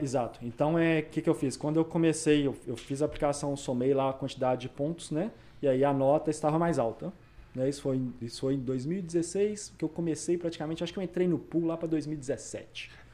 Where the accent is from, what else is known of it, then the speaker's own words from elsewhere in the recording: Belo Horizonte, Minas Gerais, Brazil; moved away as an adult; now in Vancouver, Canada; Sou de BH